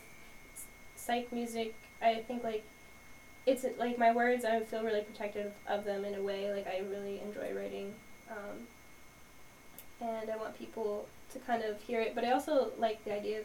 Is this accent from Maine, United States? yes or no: yes; Maine, United States; I was raised in Maine